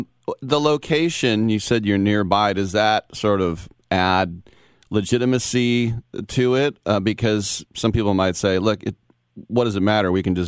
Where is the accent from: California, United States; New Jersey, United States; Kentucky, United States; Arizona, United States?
California, United States; East Bay, Northern; also born or lived in Oakland / Berkeley; I'm a NorCal native.